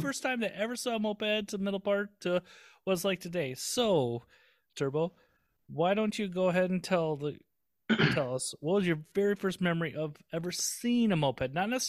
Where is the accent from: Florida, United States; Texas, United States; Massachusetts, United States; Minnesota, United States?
Minnesota, United States; Southern; I'm a redneck from Southern Minnesota.